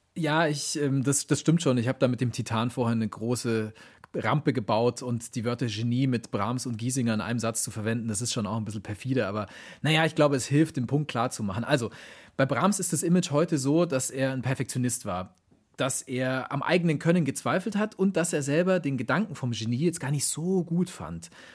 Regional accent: Augsburg, Bavaria, Germany; die Mozart-Quelle aus meiner Heimatstadt Augsburg

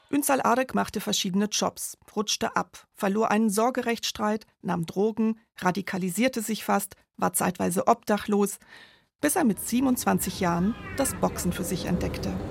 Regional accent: Turkey; now in Germany; Aber wenn ich von meiner Heimat spreche, dann ist das die Türkei. Wenn in der Türkei etwas passiert, dann hat das wirklich einen großen Einfluss auf mich.

